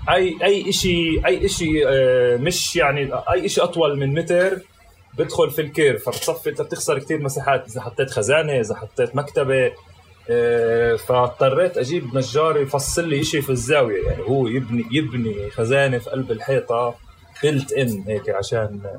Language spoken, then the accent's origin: Arabic; Palestine; لانه انا بامن انه احنا كفلسطينيين بنمارس آه، هويتنا بطرق مختلفه وباشكال مختلفه وباماكن مختلفه